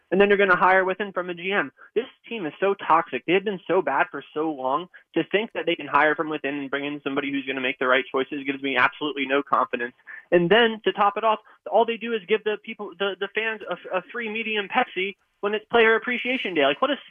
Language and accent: English; East Coast, United States; now in Texas, United States; I'm still from the East Coast